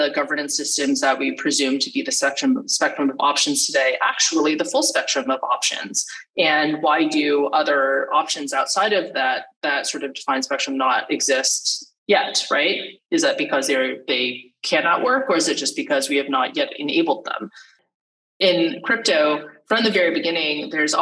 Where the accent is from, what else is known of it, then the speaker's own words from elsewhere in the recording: California, United States; I'm from California originally